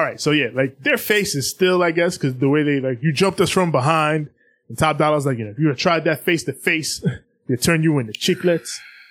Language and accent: English; New York, United States; maybe it's just me being a New Yorker. I'm East Coast.